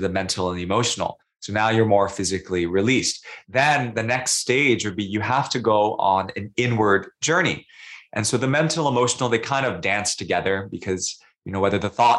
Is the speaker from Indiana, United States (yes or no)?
no; New York City, New York, United States; also born or lived in Singapore; now in Sydney, Australia; I'm living in Sydney, I'm from New York City, I lived in Singapore